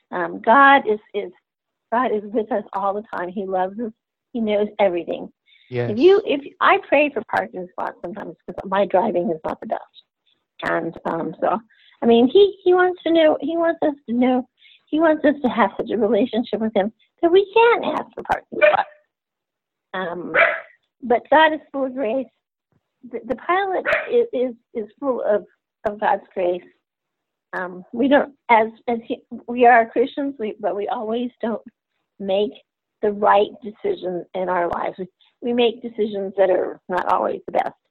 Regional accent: Texas, United States; also born or lived in Germany / Middle East / Central America; now in Louisiana, United States; I'm I'm a Texan at heart. Um, I live in Louisiana right now because of my job.

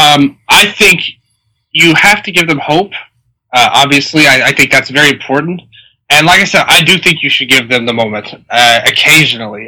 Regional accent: Tennessee, United States; I'm from Tennessee

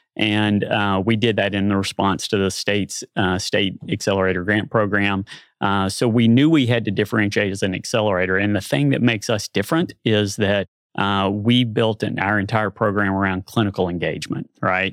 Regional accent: Nashville, Tennessee, United States; moved away as an adult; also born or lived in Little Rock, Arkansas; now in Bentonville, United States; I grew up in Nashville, Tennessee. Uh, spent my first thirty-two years there

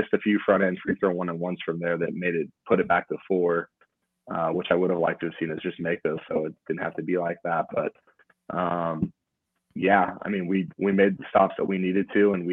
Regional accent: Idaho, United States; I know we're from Idaho and maybe we don't look the part all the time

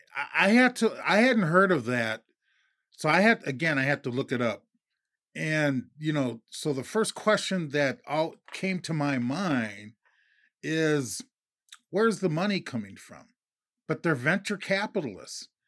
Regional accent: Minnesota, United States; I'm from Minnesota

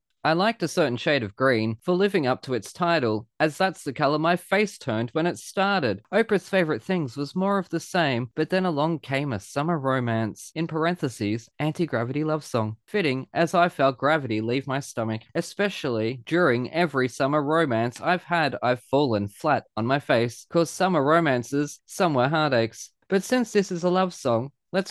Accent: Australia; I'm the Australian here

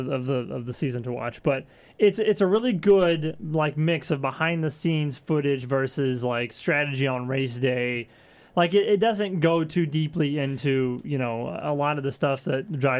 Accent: Texas, United States; I'm from Texas.

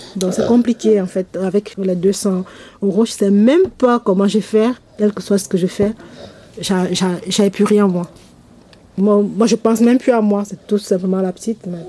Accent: Cameroon; moved away as an adult; now in France; Je viens du Cameroun. Ça va faire bientôt un an que je suis là

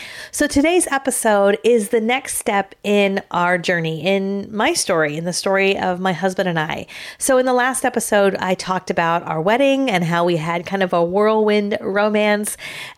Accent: California, United States; Now, we're both from California, as a lot of you know

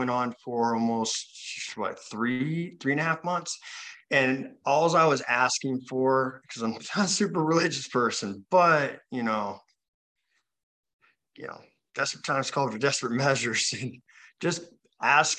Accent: Utah, United States; I'm from Utah

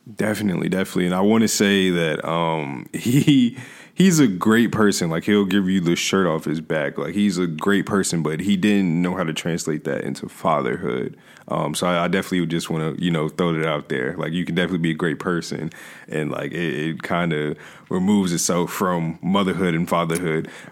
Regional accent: Hampton, Virginia, United States; I was raised here in Hampton, Virginia

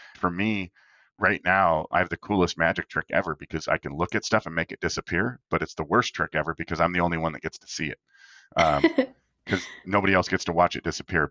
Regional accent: Minot, North Dakota, United States; I grew up in Minot, North Dakota

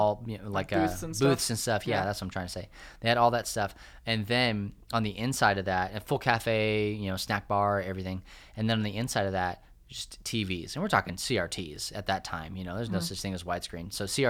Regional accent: Clovis, New Mexico, United States; And I grew up in Clovis, New Mexico, which there is nothing to write home about Clovis, New Mexico.

